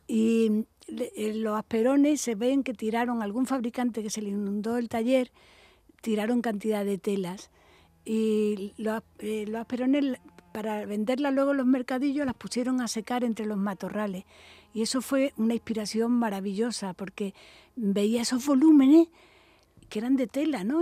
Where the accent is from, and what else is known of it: Málaga, Andalusia, Spain; born or raised there; moved away as an adult; also born or lived in Madrid / Barcelona